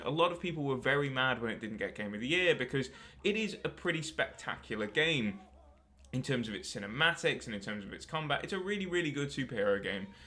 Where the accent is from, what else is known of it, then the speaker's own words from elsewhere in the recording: United Kingdom; I'm a Brit myself